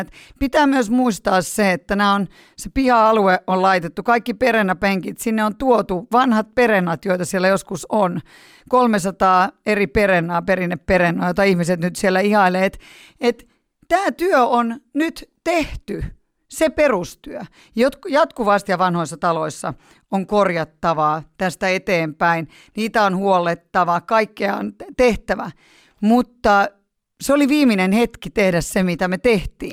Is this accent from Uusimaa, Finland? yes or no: yes; Helsinki, Uusimaa, Finland; born or raised there; also born or lived in Punkaharju